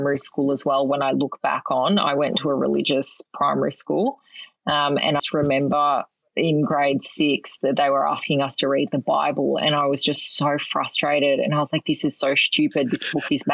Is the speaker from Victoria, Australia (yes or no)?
yes; Melbourne, Victoria, Australia; I grew up in Melbourne